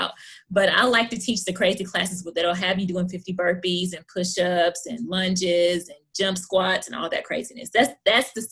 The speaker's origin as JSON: {"language": "English", "town": "Hopkinsville", "region": "Kentucky", "country": "United States", "tie": "born or raised there", "moved": "as an adult", "lives_now": "Lexington, United States", "said": "I'm born and raised in Hopkinsville, Kentucky."}